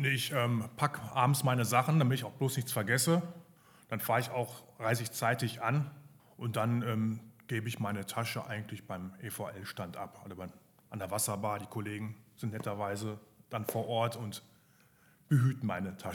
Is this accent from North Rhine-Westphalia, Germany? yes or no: yes; Essen, North Rhine-Westphalia, Germany; born there; Ich komme gebürtig aus Essen, also komme nicht aus Leverkusen.